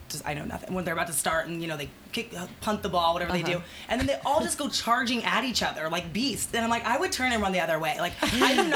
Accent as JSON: {"language": "English", "town": "Los Angeles", "region": "California", "country": "United States", "tie": "born or raised there", "also_born_or_lived": "Westlake Village, California", "said": "I grew up in the Valley and then moved there when I was like 12"}